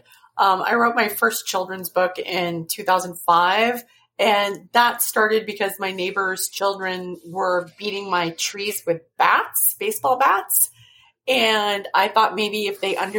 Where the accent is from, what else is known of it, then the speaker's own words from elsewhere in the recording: New York City, New York, United States; also born or lived in northeastern Washington; now in Washington, United States; I was born in New York City